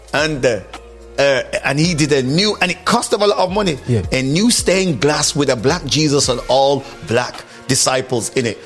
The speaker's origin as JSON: {"language": "English", "town": "Stoke-on-Trent", "region": "West Midlands", "country": "United Kingdom", "tie": "born or raised there", "said": "I grew up in Stoke"}